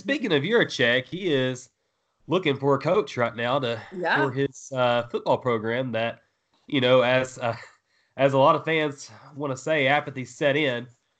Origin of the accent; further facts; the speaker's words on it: El Dorado, Arkansas, United States; I grew up in El Dorado